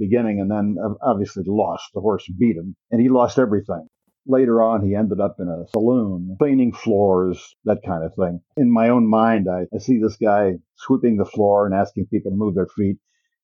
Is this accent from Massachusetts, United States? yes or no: no; Marion, Ohio, United States; moved away as an adult; also born or lived in England; Grew up in Ohio, a place called Marion, the home of President Harding